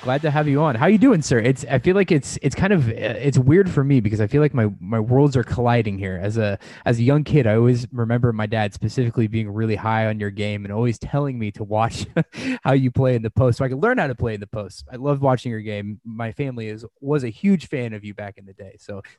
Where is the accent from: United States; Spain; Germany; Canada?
United States; St. Louis, Missouri; also born or lived in Omaha; So when we moved to Omaha from St. Louis